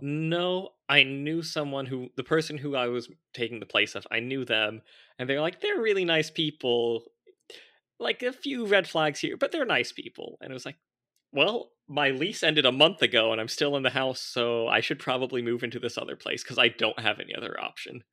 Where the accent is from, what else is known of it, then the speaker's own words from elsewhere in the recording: Orange County, California, United States; I grew up in Orange County, California